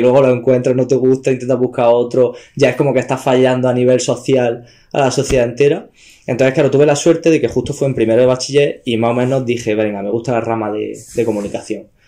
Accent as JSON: {"language": "Spanish", "town": "Almería", "region": "Andalusia", "country": "Spain", "tie": "born or raised there", "said": "yo soy como de Almería Capital, tengo mi pueblo, pero yo como viví, viví, vivo en Almería Capital"}